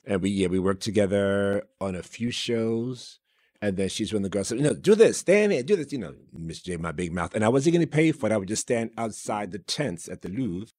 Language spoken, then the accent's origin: English; New York City, New York, United States; growing up in New York City in the South Bronx, seven, you know, number seven out of ten kids